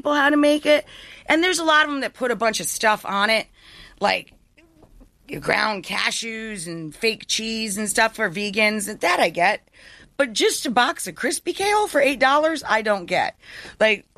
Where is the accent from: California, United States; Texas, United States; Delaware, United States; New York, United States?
New York, United States; upstate; I come from way, way up north. I'm much closer to Canada than New York